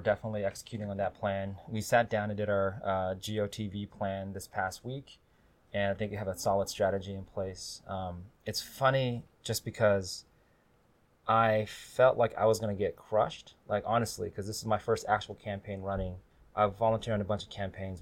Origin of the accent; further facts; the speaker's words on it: Burien, Washington, United States; also born or lived in White Center; now in Seattle, United States; So born in White Center, raised in Burien, and then live now in West Seattle with my family